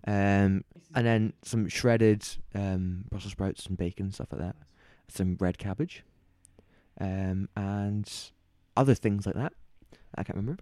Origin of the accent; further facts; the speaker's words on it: Glasgow, Scotland, United Kingdom; I'm from Glasgow